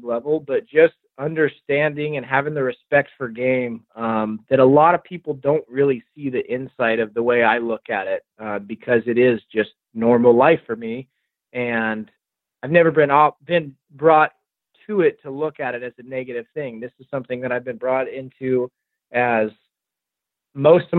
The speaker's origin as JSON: {"language": "English", "area": "Rogue Valley", "region": "Southern Oregon", "country": "United States", "tie": "born or raised there", "said": "being from the Rogue Valley, where the Rogue tribe was, and growing up on the Rogue River"}